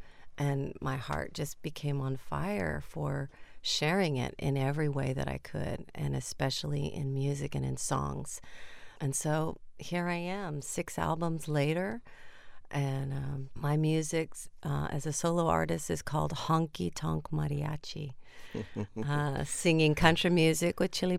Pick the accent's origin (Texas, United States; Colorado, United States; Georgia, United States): Texas, United States; San Antonio; moved away as an adult; now in Nashville, United States; I was born in San Antonio, like Tish and Patricia, and from the backyards of the West Side, where mariachi influenced my heart and country music. I also then grew up in the honky-tonks of Texas in the Hill Country.